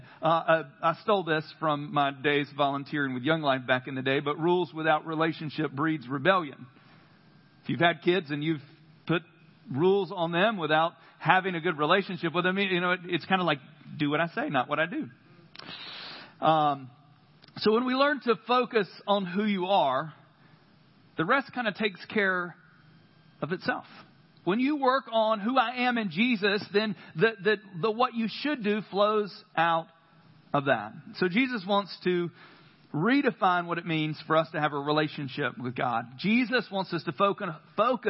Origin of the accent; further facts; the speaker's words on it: the South, United States; I grew up in the South. Christianity to me, the first 18 years of my life, was a system of rules.